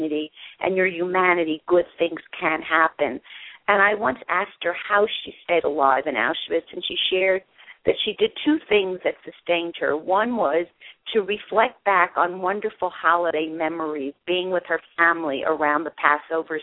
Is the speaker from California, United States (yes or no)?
no; New York City, New York, United States; also born or lived in Germany; raised in New York City. I actually was born in Europe, in Germany, after the war.